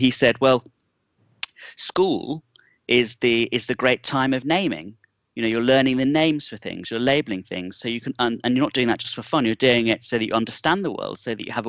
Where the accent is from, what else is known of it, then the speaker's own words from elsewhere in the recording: Nuneaton, West Midlands, United Kingdom; I was born in the George Eliot Hospital, that's why. We share a hometown.